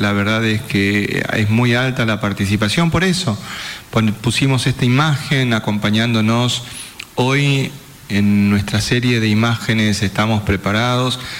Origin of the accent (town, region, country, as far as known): Formosa, Argentina